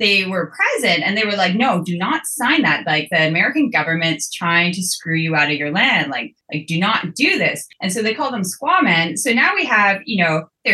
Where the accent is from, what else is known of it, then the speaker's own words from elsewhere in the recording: Fort Simpson, Northwest Territories, Canada; moved away; I'm originally from the Northwest Territories from Fort Simpson.